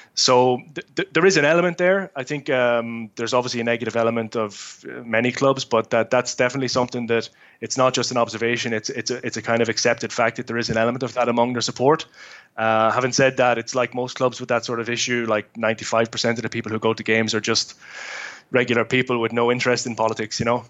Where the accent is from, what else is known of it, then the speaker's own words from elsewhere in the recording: Dundalk, County Louth, Ireland; moved away; I'm obviously born and bred in Dundalk.